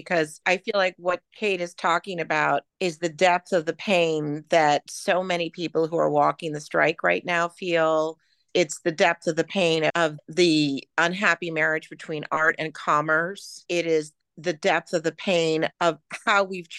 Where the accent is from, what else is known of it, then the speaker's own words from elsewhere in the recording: New York City, New York, United States; When I was a kid, I grew up in New York City